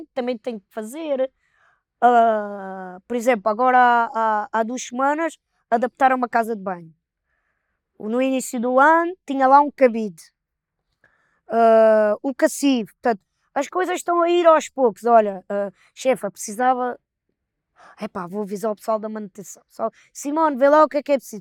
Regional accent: Palmela, Setúbal, Portugal; nós somos de, de Palmela

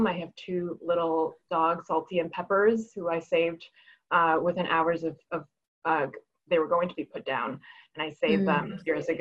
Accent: New York City, New York, United States; English is a second language; also born or lived in Hebei, China; I grew up undocumented in New York City. My parents and I moved here at age seven, when I was age seven, not my parents

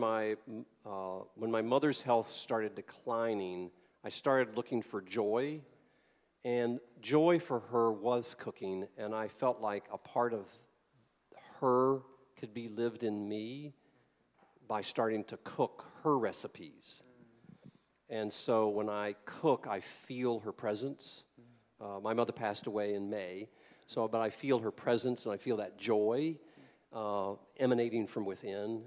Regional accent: the South, United States; I came from the South

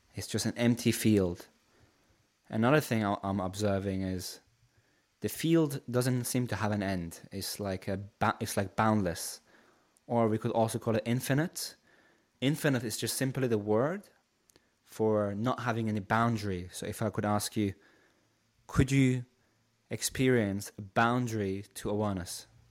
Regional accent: Shiraz, Fars, Iran; now in United Kingdom; originally I'm from Iran, so I come from a city called Shiraz.

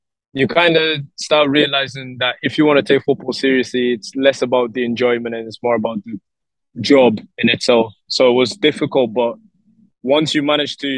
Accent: Lisbon, Portugal; now in Gibraltar; So I was born in Lisbon, Portugal, and like a little suburb area in Lisbon

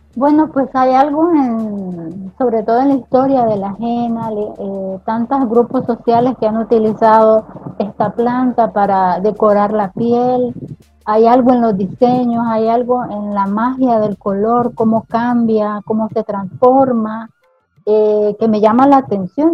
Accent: Nicaragua; aquí en Nicaragua

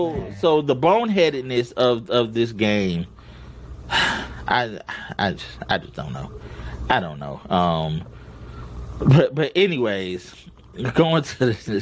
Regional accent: Detroit, Michigan, United States; moved away as an adult; now in Dallas, United States; when we grew up, everybody in Detroit watched the Wings.

